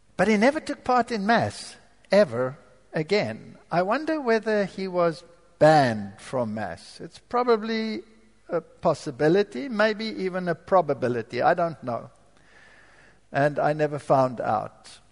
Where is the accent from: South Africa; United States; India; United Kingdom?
South Africa; moved away; I was born in Africa, so I'm not a German German. I'm a German with a stamp which says made in South Africa